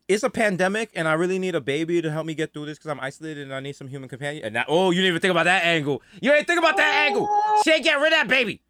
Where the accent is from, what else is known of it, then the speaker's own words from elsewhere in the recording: Jamaica; Actually, I'm Jamaican